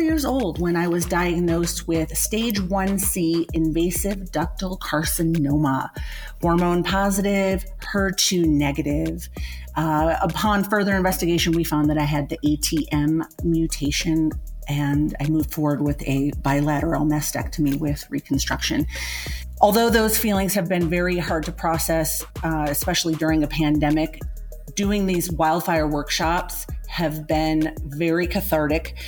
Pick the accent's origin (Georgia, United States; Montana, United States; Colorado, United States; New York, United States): Colorado, United States; Loveland; I'm from Loveland, Colorado